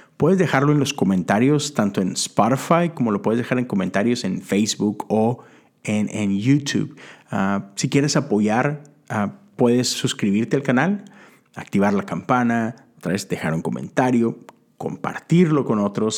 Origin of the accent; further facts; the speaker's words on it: Mexico; moved away as an adult; now in United States; Yo crecí en México